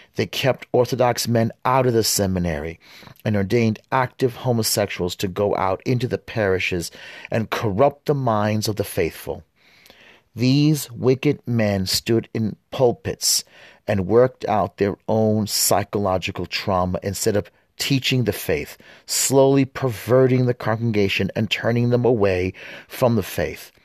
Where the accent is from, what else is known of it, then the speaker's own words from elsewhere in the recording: United States; also born or lived in West Bank; I was born here in the United States.